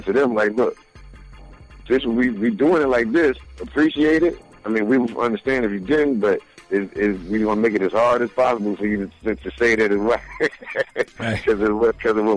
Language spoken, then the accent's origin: English; New Jersey, United States; we from Jersey